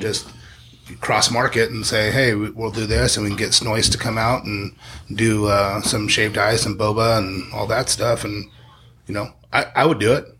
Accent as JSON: {"language": "English", "town": "Spring Valley", "region": "California", "country": "United States", "tie": "born or raised there", "said": "I grew up in Spring Valley"}